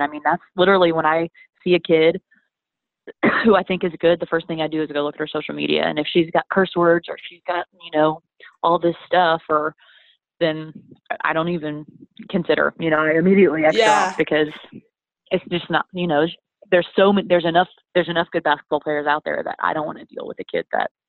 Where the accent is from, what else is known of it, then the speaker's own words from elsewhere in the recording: Wyoming, United States; born there; I was born in Wyoming.